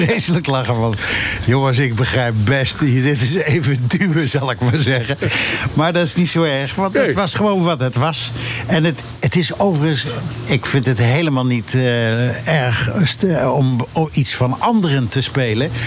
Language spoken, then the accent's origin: Dutch; Utrecht, Netherlands; ik ben in Utrecht geboren en ik heb het gestudeerd.